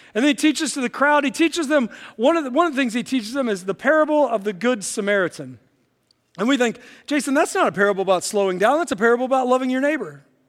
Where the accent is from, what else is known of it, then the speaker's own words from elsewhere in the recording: West Virginia, United States; now in Illinois, United States; I grew up in West Virginia, and I have some great memories of my childhood and teenage years growing up in West Virginia